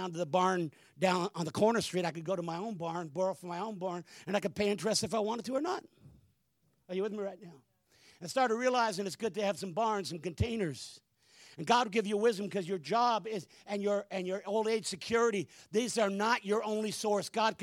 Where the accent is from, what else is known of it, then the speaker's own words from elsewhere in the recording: Hamilton, Ontario, Canada; I'm a city slicker. I was born in Hamilton, Ontario